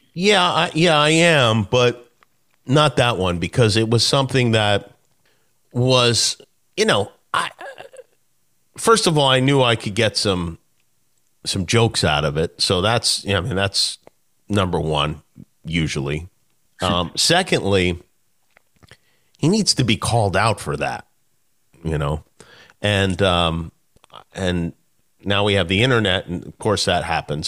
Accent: Las Vegas, Nevada, United States; I grew up in Vegas

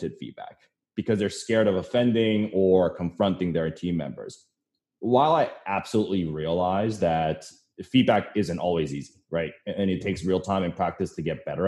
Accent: Canada; now in New York City, United States; I'm originally from Canada, so snow kind of reminds me of home sometimes

